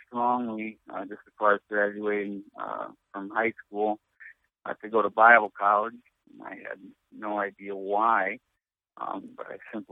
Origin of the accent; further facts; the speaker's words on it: Chicago, Illinois, United States; moved away as an adult; now in Watertown, United States; I'm from Chicagoland area, South Side